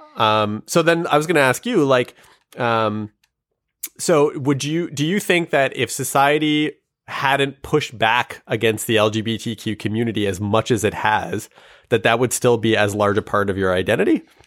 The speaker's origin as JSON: {"language": "English", "country": "Canada", "said": "our country also has a really dark history"}